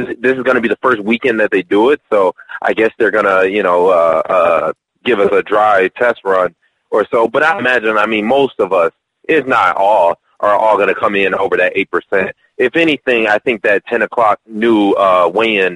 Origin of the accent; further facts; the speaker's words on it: Detroit, Michigan, United States; now in Las Vegas, United States; I'm from Detroit.